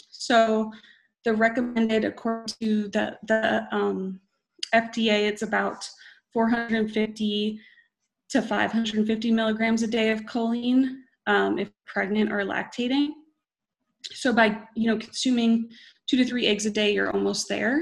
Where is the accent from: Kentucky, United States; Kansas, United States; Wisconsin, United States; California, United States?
Wisconsin, United States; I am from Wisconsin